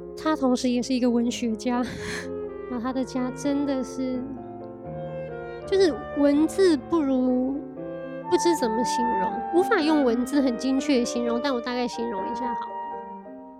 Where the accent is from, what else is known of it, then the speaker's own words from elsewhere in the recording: Taiwan; moved away as an adult; also born or lived in Paris, France; 我常年其实住在巴黎， 然后我已经从去年一月回来到台湾到现在